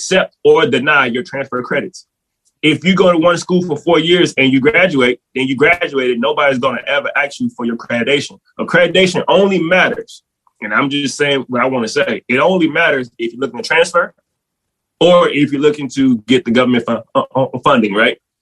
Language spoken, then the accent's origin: English; New Orleans, Louisiana, United States; I'm from New Orleans originally